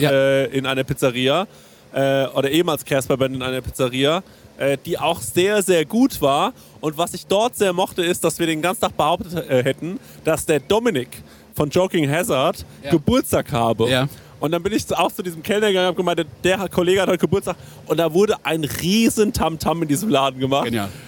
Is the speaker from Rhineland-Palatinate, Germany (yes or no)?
yes; Ingelheim, Rhineland-Palatinate, Germany; nee, nee, ich komme äh, aus Ingelheim, wo ihr äh, bei eurem anderen Podcast die Francesco-Pizza-Folge gedreht habt.